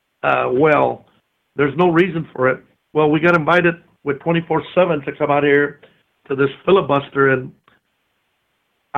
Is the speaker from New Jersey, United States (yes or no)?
no; San Antonio, Texas, United States; I'm from San Antonio, Texas, about probably 50 minutes from Uvalde, Texas